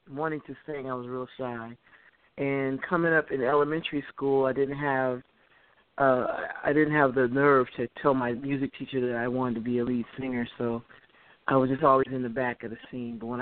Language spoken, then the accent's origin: English; Detroit, Michigan, United States; All my life, east side of Detroit